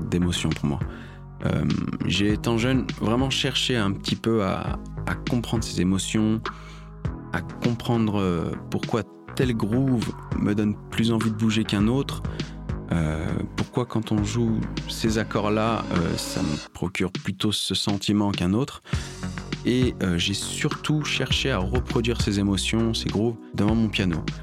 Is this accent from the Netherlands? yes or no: no; Lyon, Auvergne-Rhône-Alpes, France; Je viens de Lyon